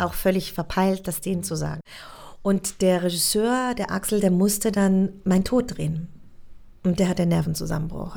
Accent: Switzerland; accent: Swiss; moved away as an adult; also born or lived in Munich / Berlin; dass ich Schweizerin bin und mein Akzent so unglaublich stark wäre

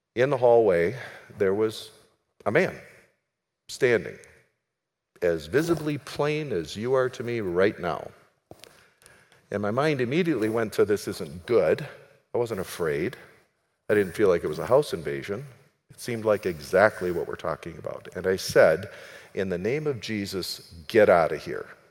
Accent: United States; also born or lived in Minneapolis; I'm an American.

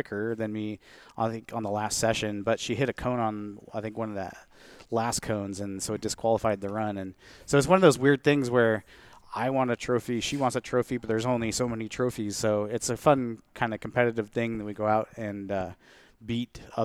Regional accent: Everett, Washington, United States; also born or lived in Seattle / Arlington, Washington; I'm from the Seattle area. I grew up, you know, I was born in Seattle and grew up in Everett, and then eventually moved up to Arlington and graduated high school there

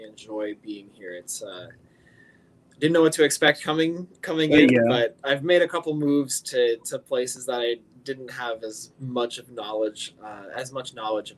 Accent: Northern Colorado, United States; moved away as an adult; also born or lived in New York; now in St. Louis, United States; I grew up in Colorado, Northern Colorado. Was there for 18 years and then went to New York for college.

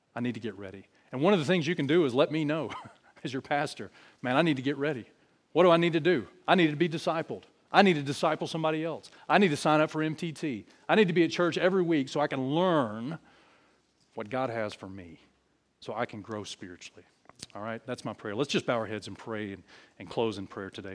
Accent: New Brockton, Alabama, United States; I'm from New Brockton. That's where I'm from.

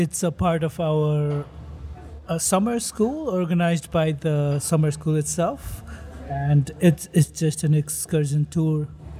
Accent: Nepal; Well, I am from Nepal, and yes, right before this summer school, I traveled from Nepal to Germany.

